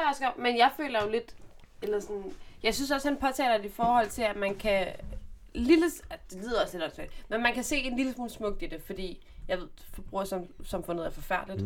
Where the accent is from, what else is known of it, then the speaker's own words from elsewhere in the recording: Zealand, Denmark; Ja, jeg er fra Sjælland